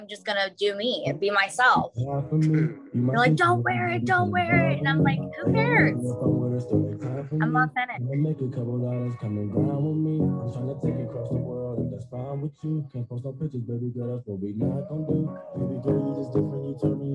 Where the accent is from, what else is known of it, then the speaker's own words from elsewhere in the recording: Youngstown, Ohio, United States; I am from Youngstown, Ohio. So we call it the Yo